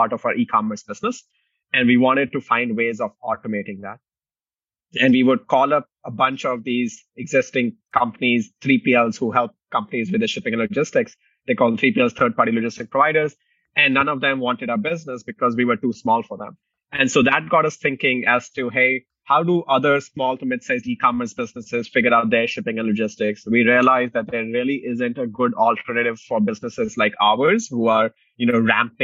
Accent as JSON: {"language": "English", "region": "Delhi", "country": "India", "tie": "born or raised there", "also_born_or_lived": "Indiana, United States", "moved": "as an adult", "lives_now": "Chicago, United States", "said": "I grew up in Delhi, India, came to the US in 2007 to pursue engineering"}